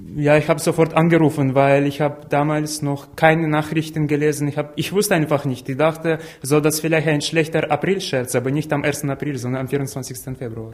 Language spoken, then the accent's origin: German; Kyiv, Ukraine; German is a second language; moved away as an adult; now in Leipzig, Germany; Ich komme aus der Ukraine, ich bin eigentlich in Kiew geboren, ich habe ja, meistens in meinem Leben in dieser Stadt verbracht